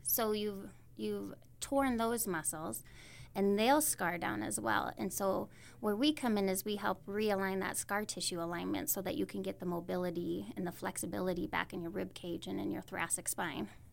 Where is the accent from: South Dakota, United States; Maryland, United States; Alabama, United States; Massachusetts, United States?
South Dakota, United States; Howard; now in Belle Fourche, United States; I was raised on the east side of the state. I'm originally from Howard, South Dakota.